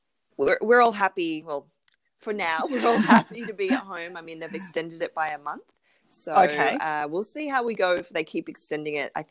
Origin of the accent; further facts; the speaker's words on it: Melbourne, Victoria, Australia; I'm in Melbourne in Australia. So that's mm-hmm. my hometown